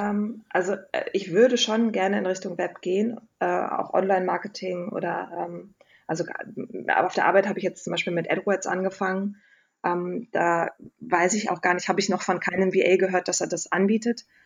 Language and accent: German; Wesel, North Rhine-Westphalia, Germany; ich komme vom Niederrhein aus Wesel